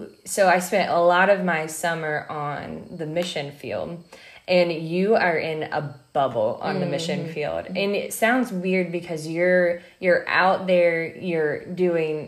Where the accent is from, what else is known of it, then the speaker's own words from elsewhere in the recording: Midwest, United States; I'm from the Midwest.